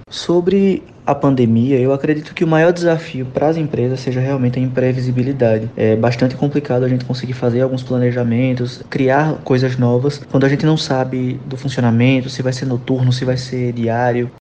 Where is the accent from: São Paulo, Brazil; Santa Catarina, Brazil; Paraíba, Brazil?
Paraíba, Brazil; João Pessoa; João Pessoa é minha cidade natal.